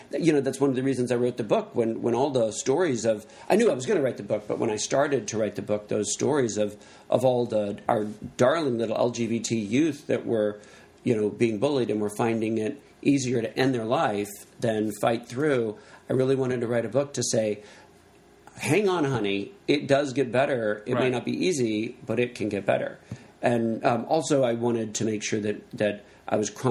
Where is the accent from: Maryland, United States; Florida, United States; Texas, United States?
Texas, United States; I'm from Texas